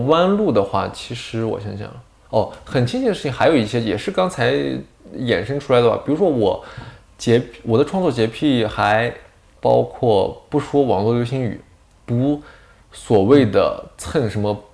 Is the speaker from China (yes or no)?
yes; Northwest China, China; 我山西人，我也是前后鼻音不分。这方面是错乱，西北人嘛，西北那块儿